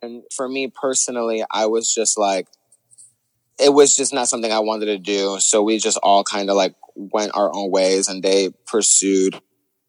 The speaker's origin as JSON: {"language": "English", "region": "New York", "country": "United States", "said": "we're New Yorkers. Like, we have that edge to us"}